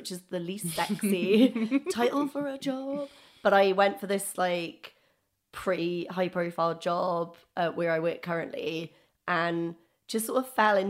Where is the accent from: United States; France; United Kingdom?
United Kingdom; Wales; now in London, United Kingdom; I love London. I'm from Wales originally. I don't know if anyone could tell from my accent.